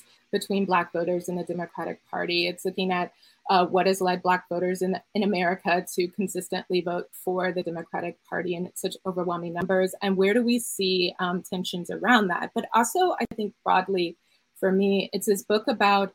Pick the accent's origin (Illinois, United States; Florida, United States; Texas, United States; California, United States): Illinois, United States; Chicago; as a Chicagoan that grew up a fan of …'s music